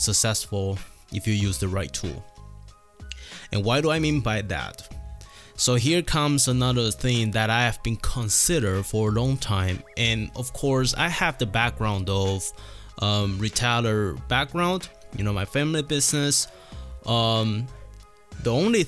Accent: Taiwan; moved away; I come from Taiwan

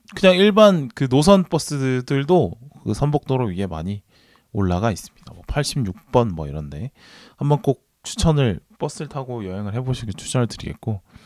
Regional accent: Busan, South Korea; now in Seoul, South Korea; 제가 부산 출신이다

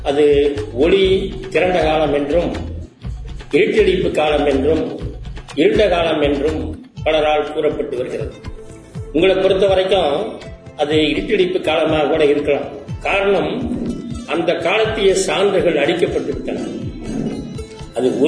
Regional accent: Kandarathitham, Tamil Nadu, India; born there; அடுத்து நான் சோழ நாட்டிலே பிறந்தேன் கண்டராதித்தம் கண்டராதித்த சோழன் அமைத்த ஊர் கண்டராதித்தம் அதற்கு அருகிலே செம்பியன் தேவி ஏரி

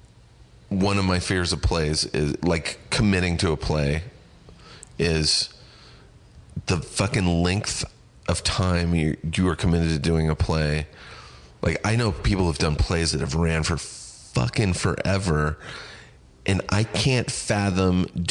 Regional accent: Riverside, California, United States; my hometown of Riverside

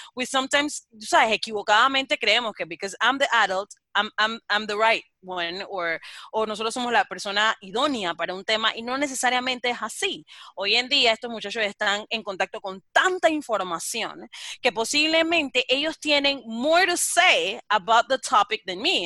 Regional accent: Colón, Panama; yo soy negra de Colón

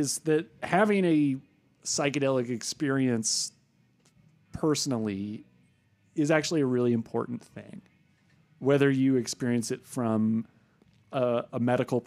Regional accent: San Francisco Bay Area, California, United States; I grew up in the San Francisco Bay Area

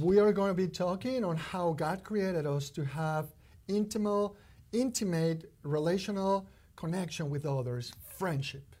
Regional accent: Mexico City, Mexico; now in Kentucky, United States; growing up in Mexico

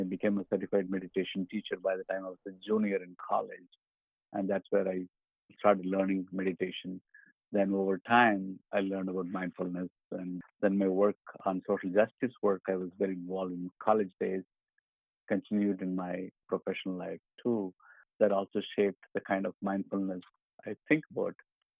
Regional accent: India; moved away as an adult; I grew up in India, originally a civil engineer by training.

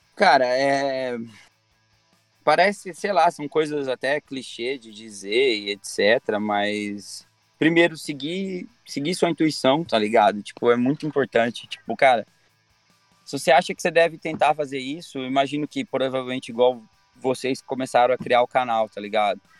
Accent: Brazil; eu sou brasileiro

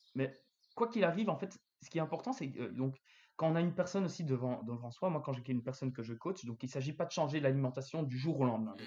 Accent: Belgium; chez nous, en Belgique

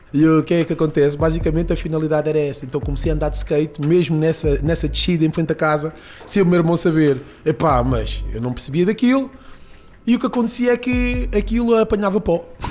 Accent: Lisbon, Portugal; also born or lived in Peniche; Eu cresci ali no Conde Redondo

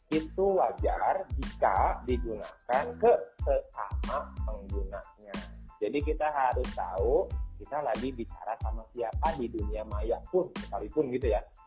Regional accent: Karawang, West Java, Indonesia; accent: Sundanese Karawang; also born or lived in Bandung; saya orang Karawang asli

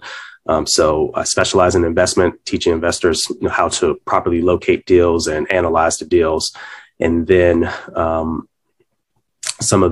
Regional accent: Washington, District of Columbia, United States; I was born and raised in the Washington, D.C. area

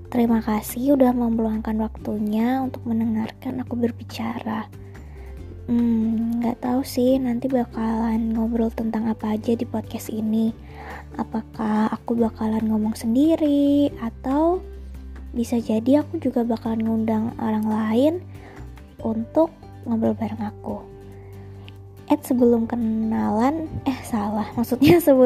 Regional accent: Semarang, Central Java, Indonesia; Yap, aku kuliah di administrasi bisnis angkatan 2017 dan aku asli Semarang.

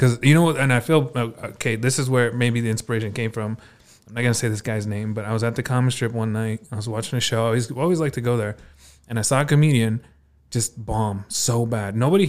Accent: Las Cruces, New Mexico, United States; born or raised there; also born or lived in Las Vegas

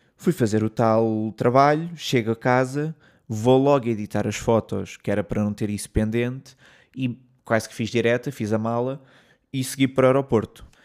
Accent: Portugal; moved away as an adult; also born or lived in London; eu disse que sou português

